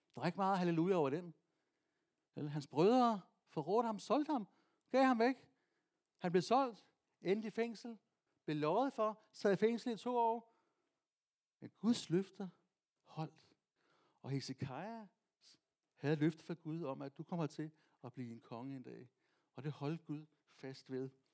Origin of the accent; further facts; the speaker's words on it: Vestegnen, Capital Region of Denmark, Denmark; Jeg er fra Vestegnen